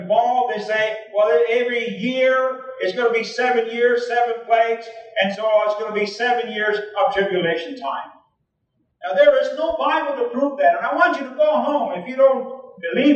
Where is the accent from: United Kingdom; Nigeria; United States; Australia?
United States; New Mexico; first language Spanish; English is a second language; now in Oregon, United States; I was born in New Mexico. I now live in Oregon.